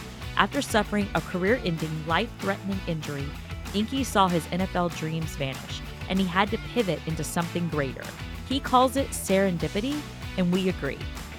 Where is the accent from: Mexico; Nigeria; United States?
United States; Texas; FYI, I am from Texas.